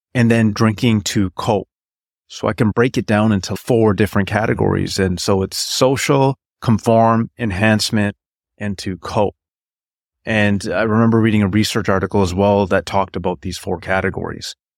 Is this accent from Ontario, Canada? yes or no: no; British Columbia, Canada; I was born in Canada, in British Columbia